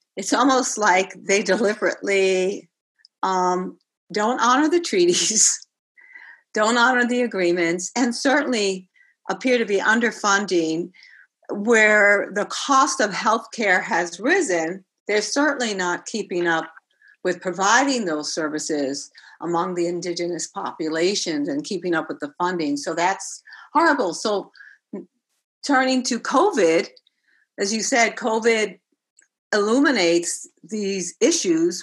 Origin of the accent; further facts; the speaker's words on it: New York City, New York, United States; I grew up in the South Bronx, the household w- could have been in Puerto Rico. We spoke Spanish